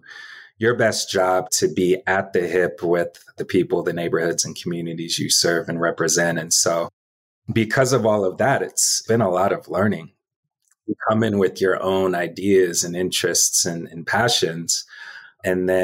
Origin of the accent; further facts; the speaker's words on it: DeKalb County, Georgia, United States; also born or lived in Southeast Atlanta; I grew up in DeKalb County, about 30 minutes east of here